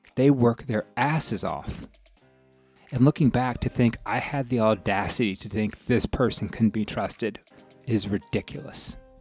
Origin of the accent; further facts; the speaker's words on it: the South, United States; growing up in the South and growing going to schools in the South